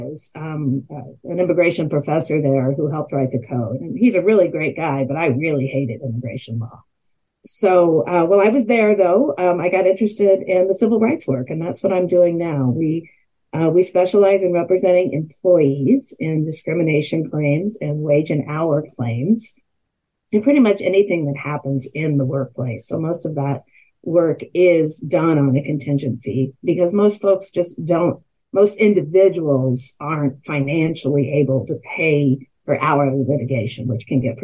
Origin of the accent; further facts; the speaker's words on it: Kansas City, United States; also born or lived in Durham, North Carolina / Washington, District of Columbia, United States / St. Louis, Missouri; I am a native Kansas City, and I grew up in Kansas City, went to public high school here